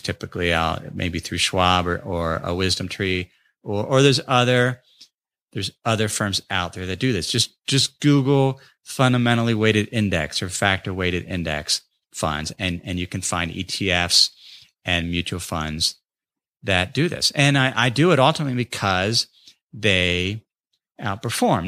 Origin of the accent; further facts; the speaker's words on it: North College Hill, Ohio, United States; my hometown of North College Hill